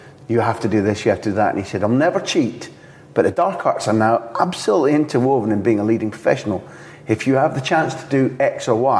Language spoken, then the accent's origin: English; Scotland, United Kingdom; as a Scot